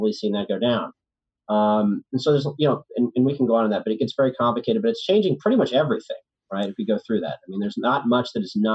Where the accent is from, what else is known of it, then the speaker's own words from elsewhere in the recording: Richmond, Virginia, United States; now in New York, United States; I'm from Richmond, Virginia.